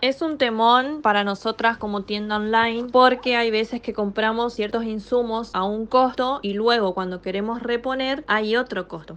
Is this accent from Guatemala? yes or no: no; the interior, Argentina; las personas que somos del interior